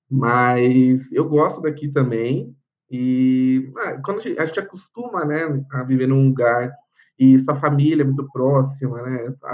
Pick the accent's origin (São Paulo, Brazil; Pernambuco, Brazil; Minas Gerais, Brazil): São Paulo, Brazil; Então, eu sou de Ermelino Matarazzo, na zona leste de São Paulo. Nossa. Então, eu nasci em Ermelino e eu continuo morando em Ermelino, né? Então, assim, a ZL vive real, no assim, sangue. E a minha família toda é daqui também, né?